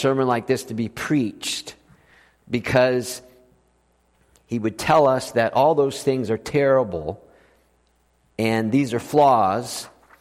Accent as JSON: {"language": "English", "region": "South Florida", "country": "United States", "also_born_or_lived": "Austin, Texas", "moved": "yes", "said": "I'm from South Florida."}